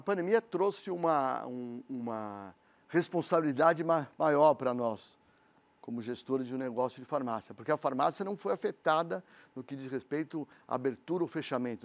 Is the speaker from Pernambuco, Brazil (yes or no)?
no; São Paulo, Brazil; nós somos paulistanos